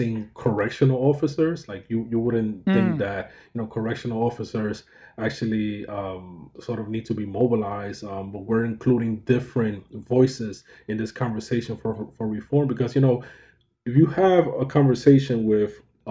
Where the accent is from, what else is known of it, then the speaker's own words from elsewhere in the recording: New York City, New York, United States; the community that I grew up in University Heights in the Bronx